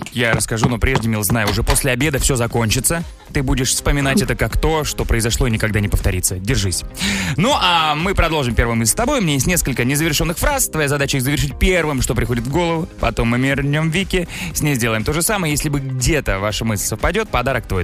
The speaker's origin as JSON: {"language": "Russian", "town": "Megion", "region": "Khanty-Mansi Autonomous Okrug", "country": "Russia", "tie": "born or raised there", "moved": "yes", "lives_now": "Moscow, Russia", "said": "в Мегионе, откуда я родом, там тоже белые ночи есть"}